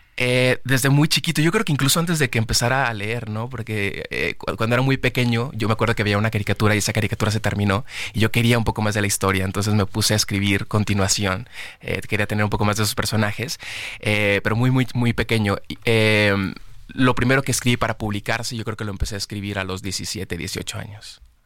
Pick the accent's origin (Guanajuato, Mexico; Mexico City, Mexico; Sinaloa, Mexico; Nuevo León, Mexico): Nuevo León, Mexico; Monterrey; yo amo Monterrey, es mi ciudad. Eh, nací en Monterrey, allá vivo todavía.